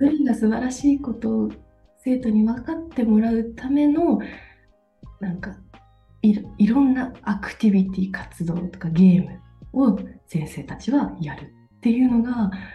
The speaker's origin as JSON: {"language": "Japanese", "region": "Toyama", "country": "Japan", "tie": "born or raised there", "moved": "as an adult", "lives_now": "Denmark", "said": "地元富山"}